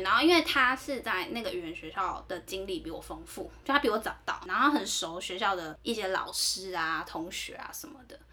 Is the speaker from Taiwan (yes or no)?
yes; Taiwan; 有一次是我在爱尔兰的时候，中间有趟回台湾